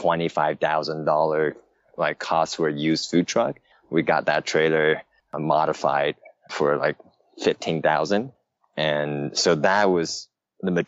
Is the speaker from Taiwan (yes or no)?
yes; Taiwan; moved away; also born or lived in San Francisco, United States; I was born and raised in Taiwan